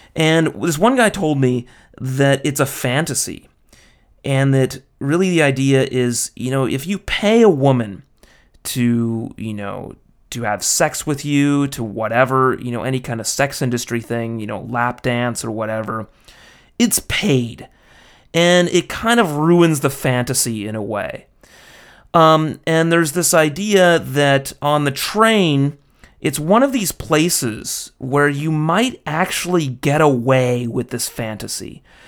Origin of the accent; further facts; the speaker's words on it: United States; as an American